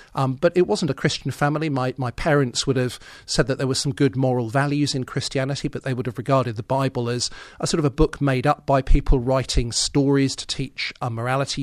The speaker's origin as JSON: {"language": "English", "town": "Birmingham", "region": "West Midlands", "country": "United Kingdom", "tie": "born or raised there", "moved": "as an adult", "said": "Yes, I was born and brought up in Birmingham. I lived there"}